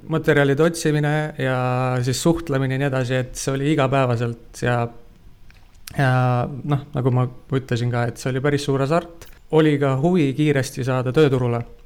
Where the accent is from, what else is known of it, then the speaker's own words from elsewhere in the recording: Tartu, Tartu County, Estonia; ma olen ise Tartust